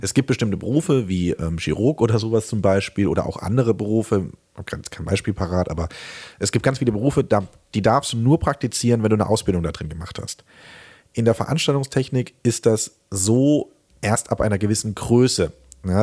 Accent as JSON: {"language": "German", "town": "Remseck", "region": "Baden-Württemberg", "country": "Germany", "said": "ich komme aus äh, Remseck, das ist bei Stuttgart und im schönen Süden"}